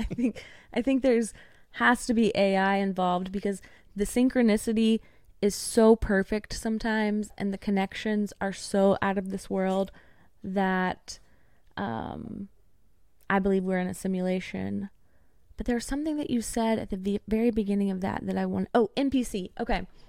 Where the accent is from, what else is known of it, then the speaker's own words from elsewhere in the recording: East Tennessee, United States; moved away as an adult; now in Nashville, United States; I currently live in Nashville, so that would be about three to four hours away from me, but I grew up in East Tennessee